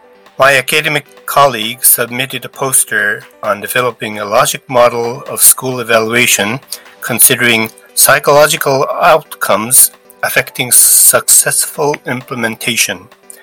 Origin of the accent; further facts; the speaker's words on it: Tokyo, Japan; I'm from Tokyo.